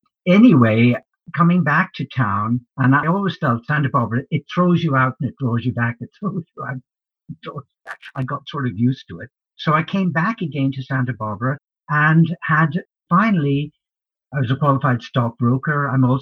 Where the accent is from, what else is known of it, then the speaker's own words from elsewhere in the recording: Ireland; now in United States; But I also, I'm an immigrant. I came from Ireland. I arrived in this great country by walking across the Buffalo Bridge. in 1966.